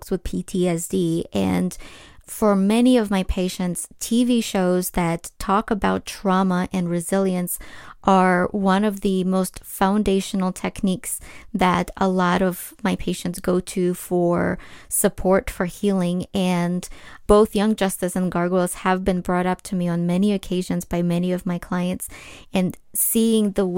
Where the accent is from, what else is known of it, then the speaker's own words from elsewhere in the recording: Ukraine; English is a second language; now in United States; I was born and raised in Ukraine